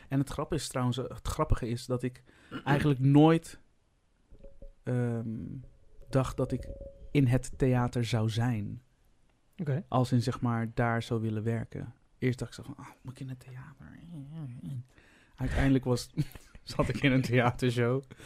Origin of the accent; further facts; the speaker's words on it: Vlissingen, Zeeland, Netherlands; moved away as an adult; ik ben dus opgegroeid in Vlissingen